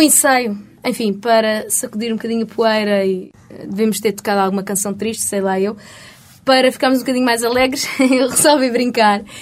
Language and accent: Portuguese; Portugal; accent: Portuguese; meu sotaque português